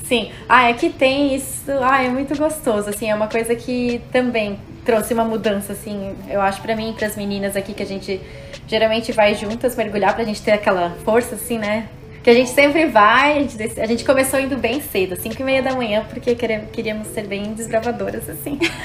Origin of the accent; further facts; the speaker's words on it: Brazil; moved away; Do Brasil